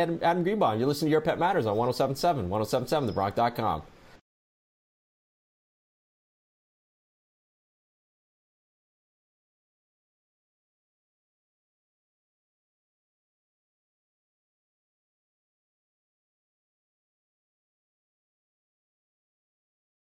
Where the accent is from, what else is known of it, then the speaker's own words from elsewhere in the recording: Hamilton, Ontario, Canada; I was born in Hamilton, Ontario, Canada